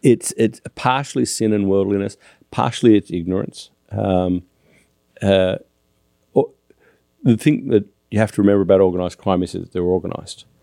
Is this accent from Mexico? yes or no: no; Australia; now in United States; as an Australian